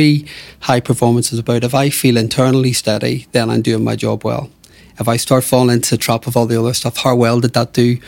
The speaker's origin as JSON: {"language": "English", "town": "Belfast", "region": "Northern Ireland", "country": "United Kingdom", "tie": "born or raised there", "said": "I grew up in Belfast"}